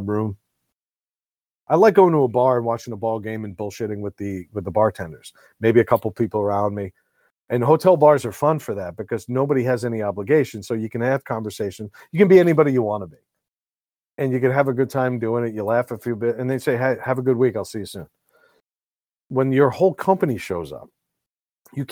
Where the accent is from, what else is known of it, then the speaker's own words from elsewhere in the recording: New York, United States; now in Rhode Island, United States; New York, my hometown